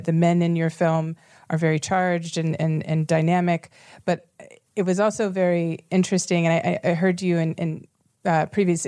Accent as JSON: {"language": "English", "town": "Houston", "region": "Texas", "country": "United States", "tie": "born or raised there", "said": "I'm from the South and you know, seventh generation, you know, Houston, Texas, and grew up in the house with my great grandmother."}